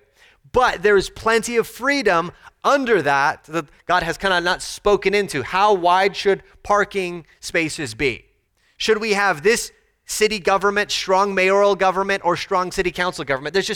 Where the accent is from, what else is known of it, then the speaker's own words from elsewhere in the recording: Texas, United States; As a Texan Americans